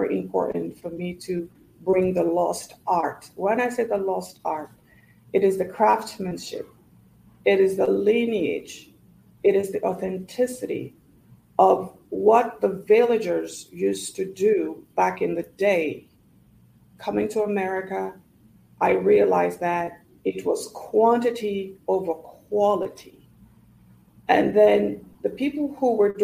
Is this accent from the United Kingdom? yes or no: no; Gambia; also born or lived in Nigeria; now in United States; growing up in the Gambia